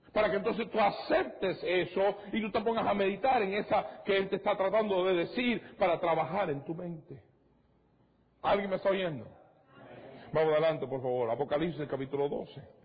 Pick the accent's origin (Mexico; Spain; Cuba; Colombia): Cuba; moved away; Yo soy de Cuba.